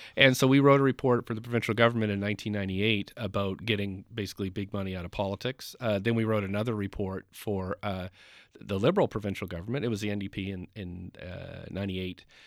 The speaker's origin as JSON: {"language": "English", "region": "Nova Scotia", "country": "Canada", "tie": "born or raised there", "moved": "yes", "lives_now": "Vancouver, Canada", "said": "I'm not from Vancouver. I grew up in Nova Scotia"}